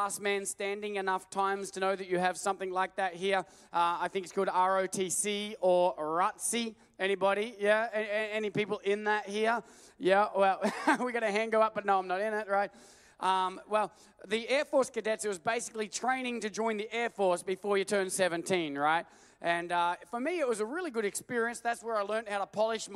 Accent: Australia; moved away as an adult; I grew up 28 years in Australia

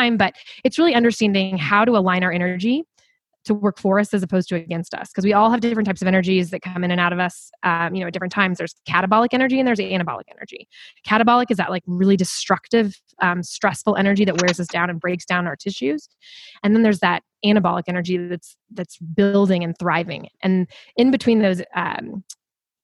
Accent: Kansas City, United States; also born or lived in Chicago; now in Denver, United States; So I'm originally from Kansas City

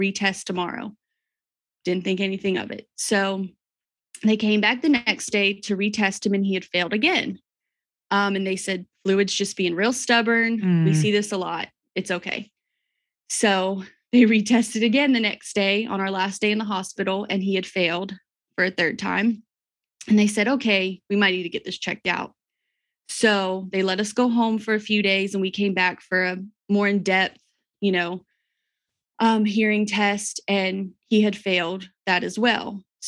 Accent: Georgia, United States; now in Crossville, United States; Well, we live in Crossville, Tennessee. We've been here about 4 years. We're originally from South Georgia, my husband and I.

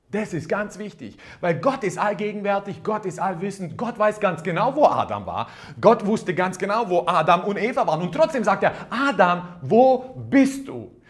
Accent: Croatia; Ja, ich bin Kroate, ich bin ein bisschen anders aufgewachsen.

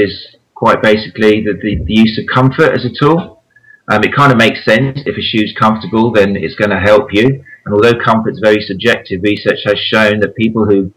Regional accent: Brighton, South East England, United Kingdom; I'm from Brighton on the south coast, and it's a massive running town

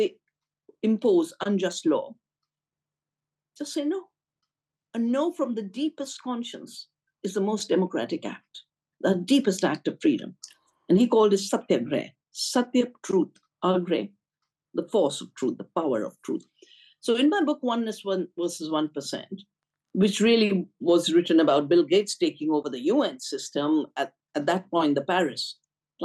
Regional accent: India; my hometown in Bali near our farm

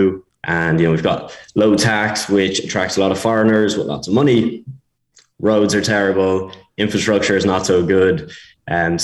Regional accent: Ireland; accent: Irish; moved away as an adult; also born or lived in Spain / Bulgaria; I'm Irish, as you can probably tell from the accent.

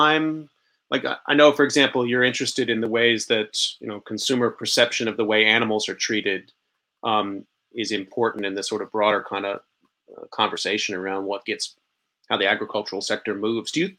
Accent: Arlington, Texas, United States; I grew up in Arlington

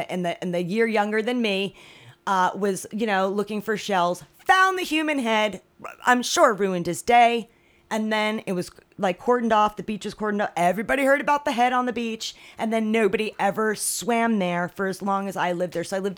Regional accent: near Monmouth Park, New Jersey, United States; Monmouth Park, which was not far away from my hometown

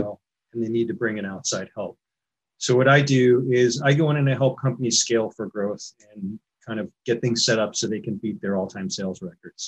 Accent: New York, United States; moved away as an adult; now in San Diego, United States; I grew up in New York and moved out to California 30 years ago

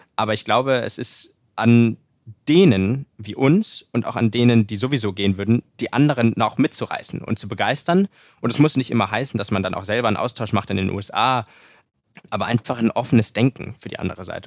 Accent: Hamburg, Germany; also born or lived in Dresden / Indianapolis, United States; in meiner Heimat Hamburg

